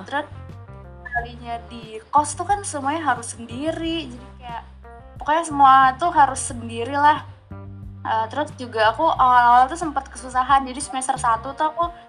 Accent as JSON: {"language": "Indonesian", "region": "Sumatra", "country": "Indonesia", "said": "aku kan orang Sumatera"}